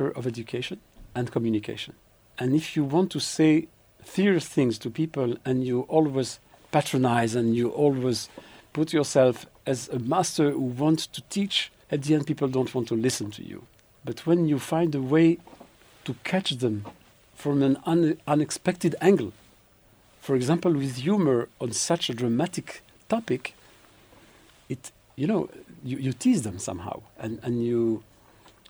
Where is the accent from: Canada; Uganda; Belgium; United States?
Belgium; now in Israel; I grew up in Belgium